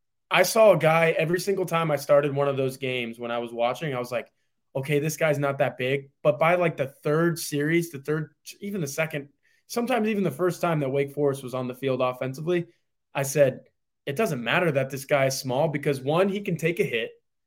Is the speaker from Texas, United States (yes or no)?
yes; Texas, United States; because I'm from Texas.